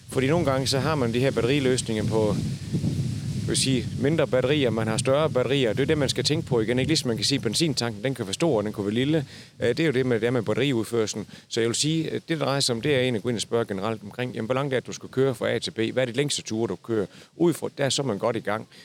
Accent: Zealand, Denmark; selvom jeg er fra Sjælland.

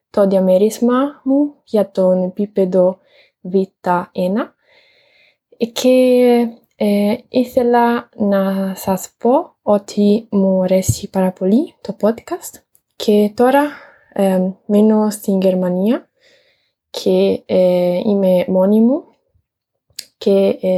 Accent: Italy; Greek is a second language; moved away as an adult; now in Germany; είμαι από την Ιταλία και είμαι 25 χρονών.

